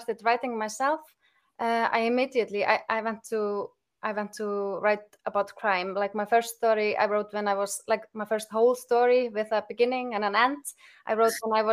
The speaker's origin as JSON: {"language": "English", "town": "Akranes", "region": "Western Region", "country": "Iceland", "tie": "born or raised there", "said": "my hometown, Akranes"}